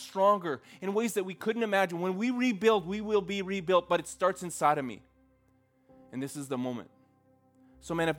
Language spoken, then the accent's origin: English; Red Deer, Alberta, Canada; I grew up in Central Alberta, and around Red Deer